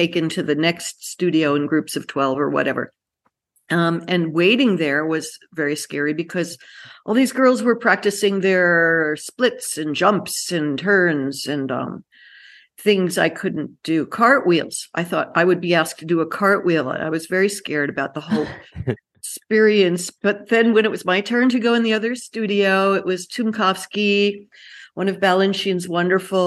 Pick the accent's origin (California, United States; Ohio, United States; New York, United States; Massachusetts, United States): New York, United States; New York City; I grew up in the Bronx of New York.